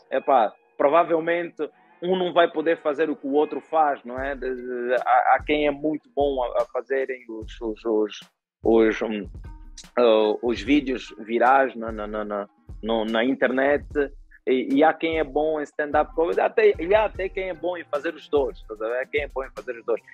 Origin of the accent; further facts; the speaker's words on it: Angola; eu sempre vivi em Angola